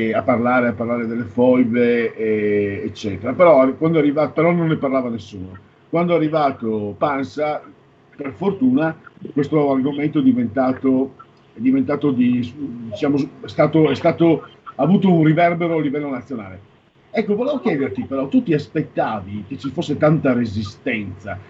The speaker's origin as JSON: {"language": "Italian", "area": "Pordenone area", "region": "Friuli-Venezia Giulia", "country": "Italy", "said": "dalle mie parti non ti dico, Pordenone è un misto"}